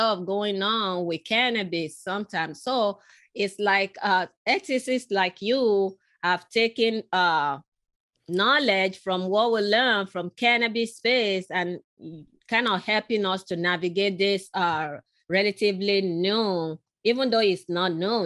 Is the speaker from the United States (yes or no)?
no; Nigeria; moved away; I was born in Nigeria, in western part of Africa